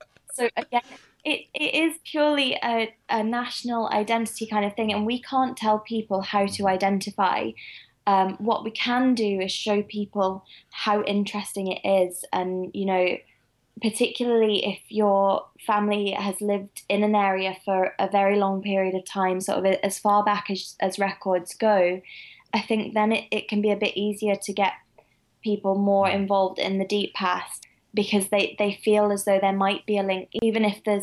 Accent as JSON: {"language": "English", "region": "England", "country": "United Kingdom", "said": "I'm from the Midlands. I'm probably just a mutt."}